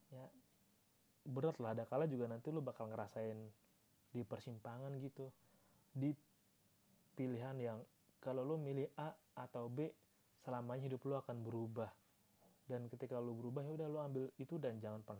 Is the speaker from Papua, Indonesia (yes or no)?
no; Yogyakarta, Special Region of Yogyakarta, Indonesia; ya harga rumah di Jogja tuh mahal banget anjir beneran dah gue sebagai warga Jogja kota